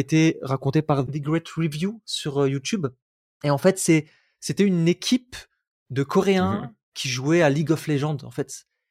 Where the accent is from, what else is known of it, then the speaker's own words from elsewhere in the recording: Roubaix, Hauts-de-France, France; J'ai grandi à Roubaix, beaucoup de pauvreté